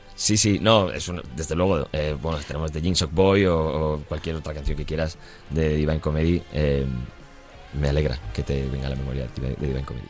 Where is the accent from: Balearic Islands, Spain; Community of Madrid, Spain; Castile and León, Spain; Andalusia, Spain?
Community of Madrid, Spain; Madrid; moved away as an adult; now in London, United Kingdom; Somos tres españoles, parece un chiste, porque somos un catalán, un vasco y un madrileño